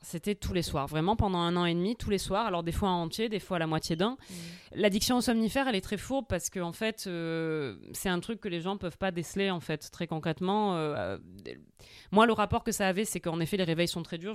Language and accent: French; Corsica, France; je suis corse